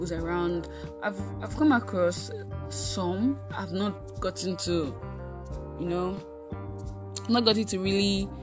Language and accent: English; Osun, Nigeria; also born or lived in Kogi State (ancestral origin); I was birthed in Nigeria, actually. In Osun State, to be precise, although I'm originally from Kogi State